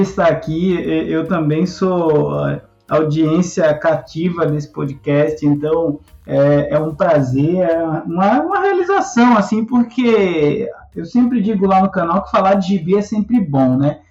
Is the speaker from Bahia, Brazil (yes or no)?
yes; Salvador, Bahia, Brazil; moved away; cresci em Salvador, na periferia de Salvador